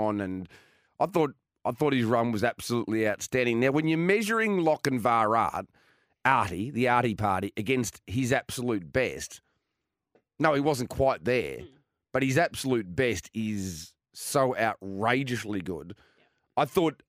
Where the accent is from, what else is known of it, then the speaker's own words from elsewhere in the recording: Geelong, Victoria, Australia; I'm from Geelong.